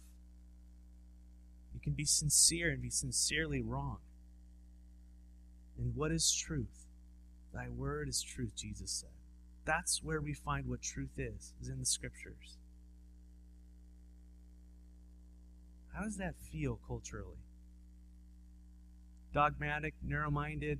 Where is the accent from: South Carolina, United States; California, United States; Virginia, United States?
California, United States; Southern; now in Walla Walla, United States; I'm from Southern California